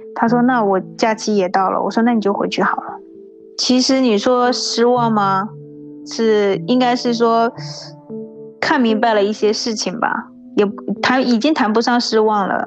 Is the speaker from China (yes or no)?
yes; China; moved away as an adult; also born or lived in Ningbo; now in Taiwan; 我是大陆人